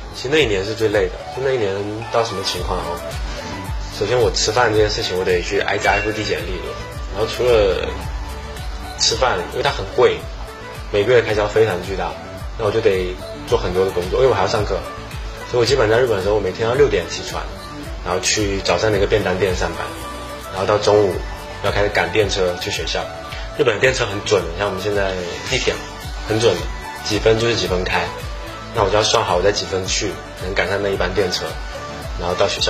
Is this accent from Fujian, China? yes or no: yes; Fujian, China; moved away; 我们福建传统的菜